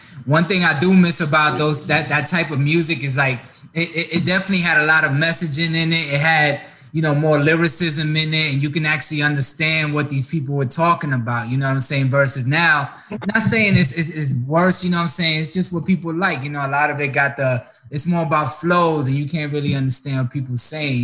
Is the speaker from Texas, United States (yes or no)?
no; New York, United States; moved away; I'm originally from New York